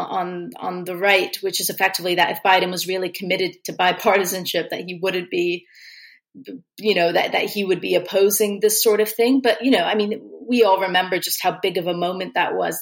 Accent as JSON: {"language": "English", "country": "United States", "said": "As an American"}